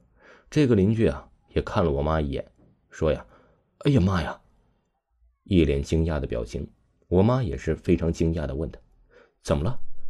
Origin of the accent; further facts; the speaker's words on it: Shandong–Henan border, China; 我老家呀是山东和河南交界的一个农村，我家里呀哥儿我们三个，我排行老二。